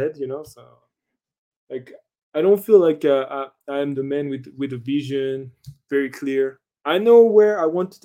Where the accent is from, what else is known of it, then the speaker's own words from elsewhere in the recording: France; I'm from France